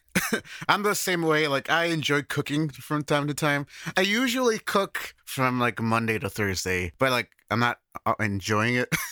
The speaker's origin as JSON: {"language": "English", "region": "Midwest", "country": "United States", "moved": "as an adult", "lives_now": "Japan", "said": "I'm from the Midwest, we don't get, we don't really get earthquakes"}